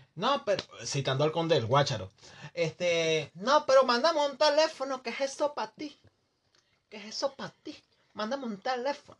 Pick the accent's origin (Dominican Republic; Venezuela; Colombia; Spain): Venezuela; moved away as an adult; yo cuando me fui de Venezuela